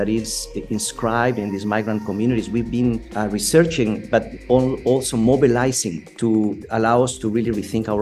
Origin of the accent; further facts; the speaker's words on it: Guatemala; now in San Diego, United States; I'm originally from Guatemala in Central America and migrated to the United States in the early 80s.